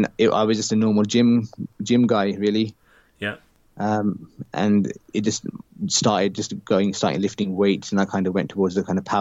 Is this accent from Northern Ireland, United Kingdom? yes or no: no; Slough, South East England, United Kingdom; my hometown in Slough